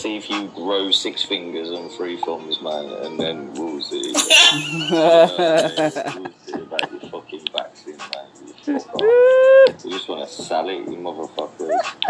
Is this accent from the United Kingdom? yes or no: yes; Birmingham, West Midlands, United Kingdom; I'm from England, man. England, man.